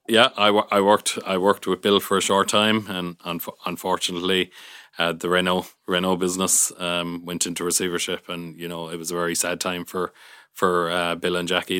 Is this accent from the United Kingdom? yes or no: no; Youghal, Munster, Ireland; moved away as an adult; also born or lived in Galway / Switzerland / Dublin / Killarney; I grew up in Yall County, Cork